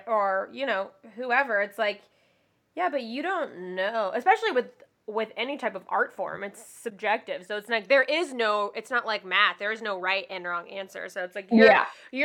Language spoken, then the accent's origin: English; the South, United States; I'm from the South